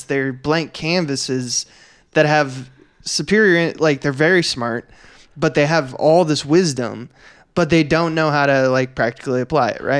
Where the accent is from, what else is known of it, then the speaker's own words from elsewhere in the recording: Northern California, United States; moved away; I come from Northern California